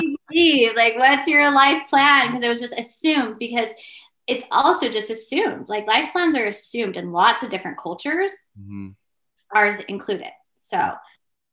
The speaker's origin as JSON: {"language": "English", "region": "Georgia", "country": "United States", "tie": "born or raised there", "also_born_or_lived": "Utah / Idaho", "moved": "as an adult", "said": "I moved from the South, from Georgia to Idaho very quickly, like day after graduation"}